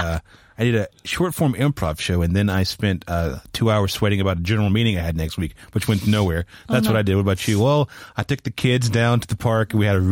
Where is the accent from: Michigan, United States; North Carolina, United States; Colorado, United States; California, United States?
North Carolina, United States; moved away; I'm from North Carolina